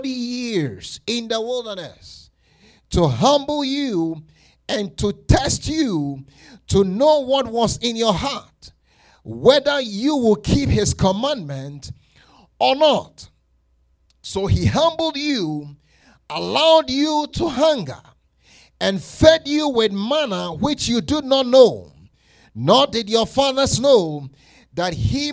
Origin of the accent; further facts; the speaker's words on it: Colorado, United States; I'm from Colorado. I know how to drive in this snow